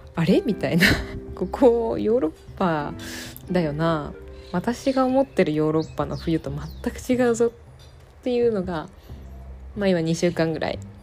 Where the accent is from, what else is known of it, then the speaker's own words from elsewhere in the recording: Japan; moved away as an adult; also born or lived in Philippines / France / Hungary / Poland; now in Spain; 生まれと育ちは日本